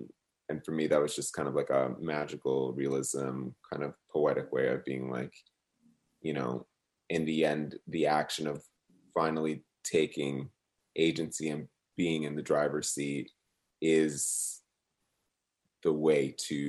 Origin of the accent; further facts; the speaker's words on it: New Jersey, United States; And I think it also relates to my feelings of when I grew up in New Jersey, just like being really close to New York City, but like also like a bridge and tunnel away from New York City.